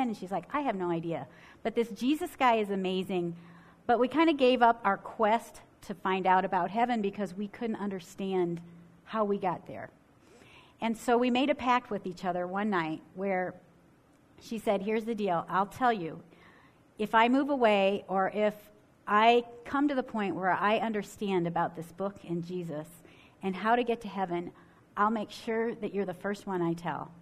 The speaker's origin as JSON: {"language": "English", "region": "Ohio", "country": "United States", "tie": "born or raised there", "moved": "yes", "lives_now": "Michigan, United States", "said": "I grew up in Ohio and now live in Michigan"}